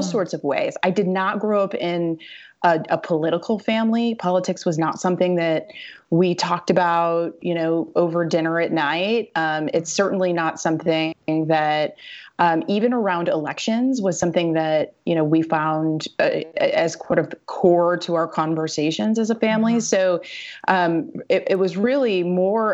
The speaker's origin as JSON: {"language": "English", "region": "Missouri", "country": "United States", "tie": "born or raised there", "said": "I'm a Midwestern girl. I was born and raised in Missouri"}